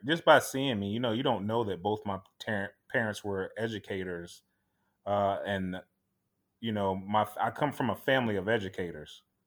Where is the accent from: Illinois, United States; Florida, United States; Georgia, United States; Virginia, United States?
Florida, United States; Tampa; born and raised here in Tampa, Florida